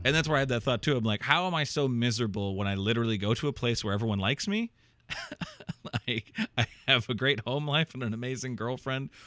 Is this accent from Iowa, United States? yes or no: yes; Iowa, United States; I moved back to Iowa and, like, back to my hometown